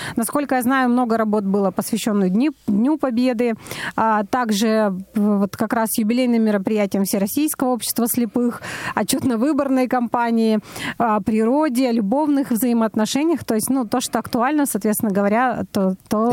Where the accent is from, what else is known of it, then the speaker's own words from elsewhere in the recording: Perm, Perm Krai, Russia; я из Перми родом